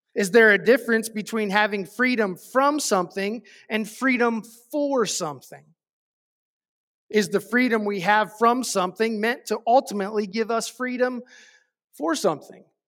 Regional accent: United States; as an American

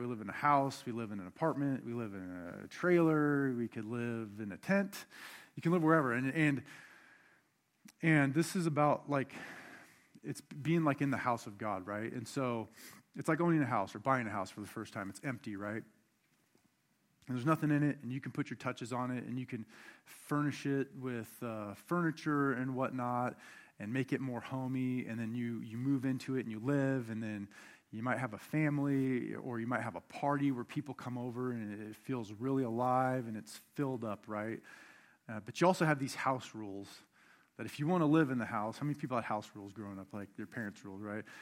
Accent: Buckley, Washington, United States; I grew up outside of Mount Rainier in Buckley as a kid

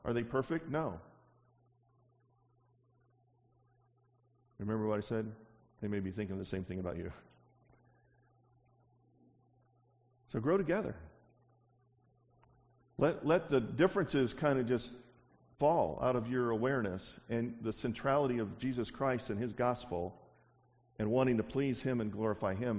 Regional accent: the South, United States; I'm from the South

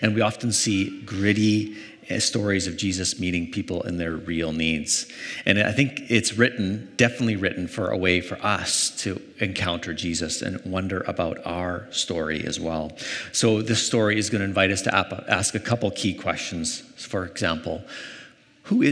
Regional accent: Canada; Growing up in Canada

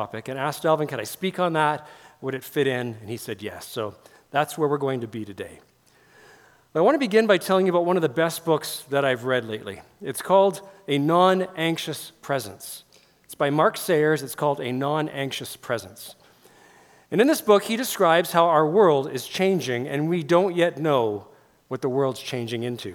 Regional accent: Langley, British Columbia, Canada; moved away as an adult; also born or lived in White Rock, British Columbia / Smithers, British Columbia / Ashcroft, British Columbia; now in Okotoks, Canada; I grew up in Langley

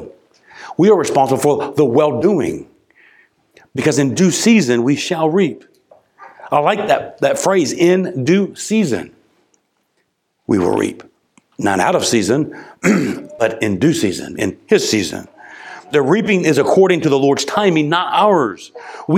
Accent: United States; As an American

